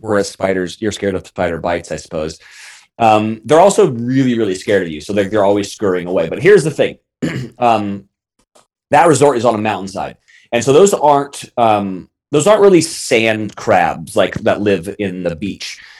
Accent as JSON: {"language": "English", "town": "Monterey", "region": "California", "country": "United States", "tie": "born or raised there", "said": "I grew up in Monterey"}